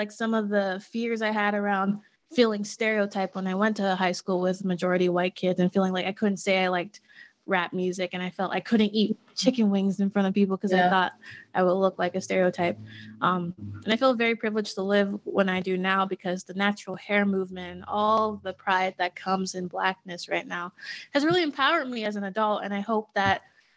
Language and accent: English; Pittsburgh, Pennsylvania, United States; I grew up in Pittsburgh